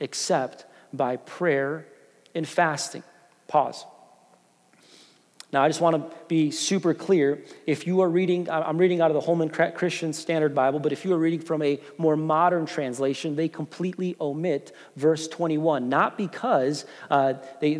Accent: Chicago, Illinois, United States; moved away; I grew up in Chicago

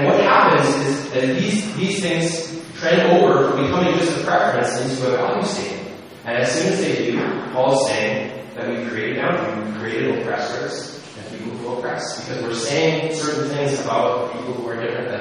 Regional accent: Canada; we're Canadian

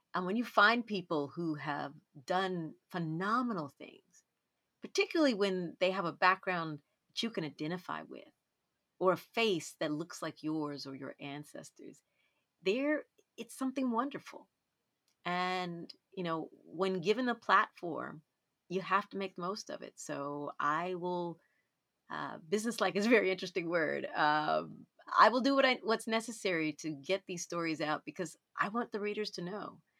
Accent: Dallas, Texas, United States; when I was growing up in Dallas

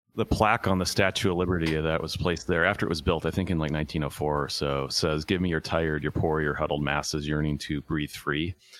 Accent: Tacoma, Washington, United States; also born or lived in Buffalo, New York, United States; I grew up in Tacoma

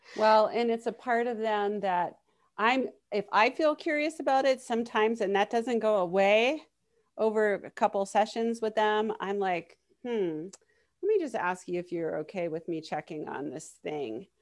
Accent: Miami, Florida, United States; moved away; I grew up in Miami

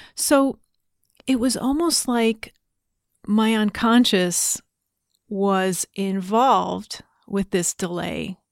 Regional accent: New Jersey, United States; I was growing up in New Jersey

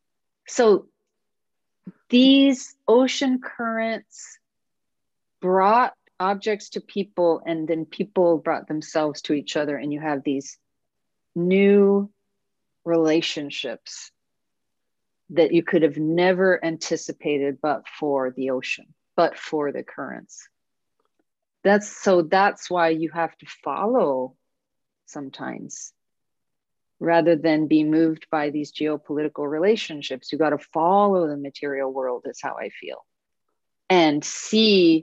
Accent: Oregon, United States; I'm from Oregon

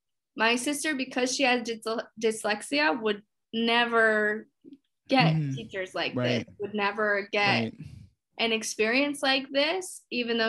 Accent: Henrico, Virginia, United States; moved away as an adult; also born or lived in Plainfield, Indiana; now in Chicago, United States; especially where I grew up in Henrico

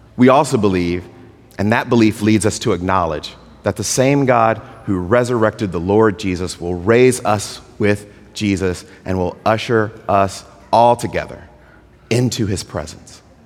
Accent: Georgia, United States; moved away; also born or lived in California; I'm from Georgia.

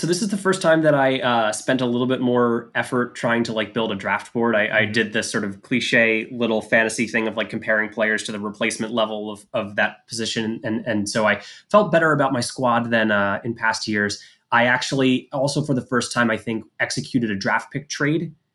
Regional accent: Philadelphia, Pennsylvania, United States; I grew up in the Philadelphia area

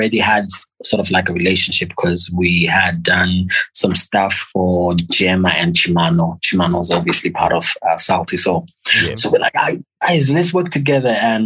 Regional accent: Zimbabwe; I'm from Zimbabwe

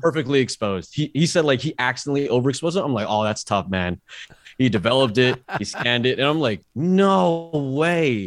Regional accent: Bay Area, California, United States; I'm from the Bay Area

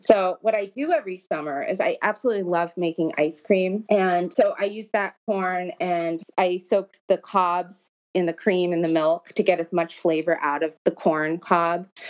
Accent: Los Angeles, California, United States; I grew up in Los Angeles. That's where I'm originally from

